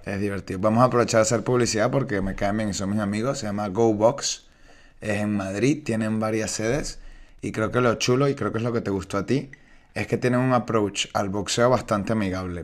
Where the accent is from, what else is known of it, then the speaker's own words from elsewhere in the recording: Venezuela; now in Spain; yo soy venezolano y yo siempre estaba en la playa